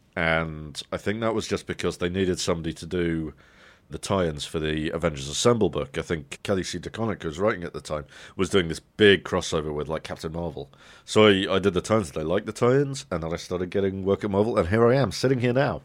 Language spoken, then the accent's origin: English; United Kingdom; as a kid growing up in Britain